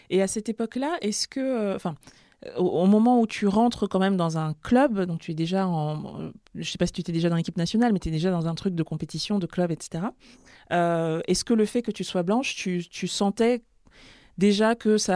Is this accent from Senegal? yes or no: yes; Senegal; c'est vrai que c'est pas marqué sur ma tête que je suis sénégalaise